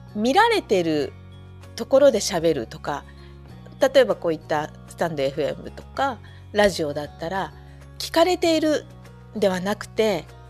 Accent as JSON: {"language": "Japanese", "region": "Saitama", "country": "Japan", "tie": "born or raised there", "moved": "yes", "lives_now": "Fukushima, Japan", "said": "で私は埼玉で育ったんですけれど"}